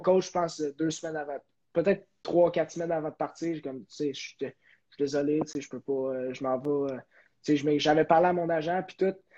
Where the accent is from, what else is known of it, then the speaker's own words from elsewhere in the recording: Terrebonne, Quebec, Canada; moved away; also born or lived in Kelowna / Amherst / Northwood School, United States; chez moi à Terrebonne.